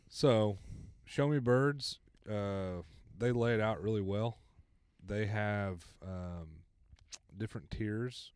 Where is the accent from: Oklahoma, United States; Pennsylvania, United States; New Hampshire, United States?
Oklahoma, United States; Blackwell; I grew up in Blackwell, so Kaw's the closest lake